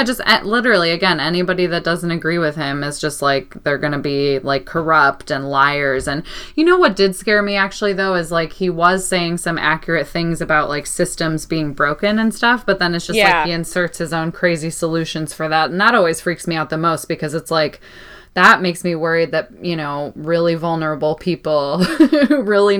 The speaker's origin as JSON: {"language": "English", "town": "Chicago", "region": "Illinois", "country": "United States", "also_born_or_lived": "New Mexico", "moved": "yes", "said": "I'm from Chicago"}